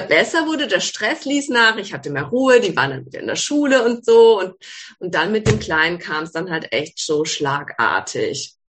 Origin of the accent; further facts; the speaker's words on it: Ettlingen, Baden-Württemberg, Germany; now in Calw, Germany; Ich komme ursprünglich aus Ettling, also aus dem Badischen, wohne jetzt in Kalb